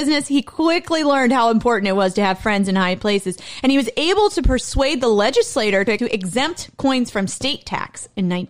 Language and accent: English; Ohio, United States; more of a rural state. Its main agriculture being corn and soybeans, which are two things that I am allergic to. I'm literally allergic to my home state.